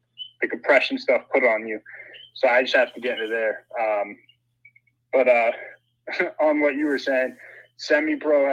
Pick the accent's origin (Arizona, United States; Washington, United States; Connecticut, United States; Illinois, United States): Connecticut, United States; Willimantic; when we were growing up in Willimantic, Connecticut